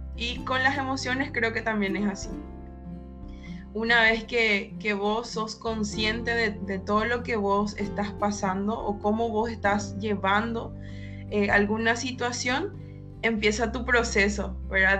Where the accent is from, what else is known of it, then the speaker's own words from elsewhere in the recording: Paraguay; soy de Paraguay